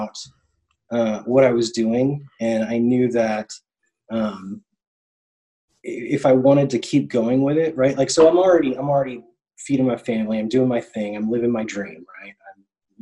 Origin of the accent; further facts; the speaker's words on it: Tennessee, United States; moved away; also born or lived in Orlando; I'm from Tennessee